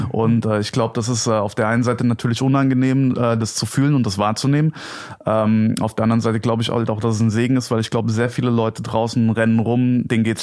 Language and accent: German; Gelnhausen, Hesse, Germany; Okay, also äh, ich komme aus Gelnhausen. Das ist eine Kleinstadt, so 40, 45 Minuten entfernt von Frankfurt am Main.